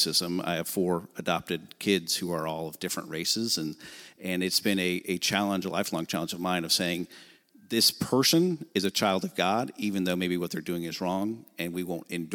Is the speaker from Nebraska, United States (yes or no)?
yes; Nebraska, United States; now in Tallahassee, United States; I'm from Nebraska originally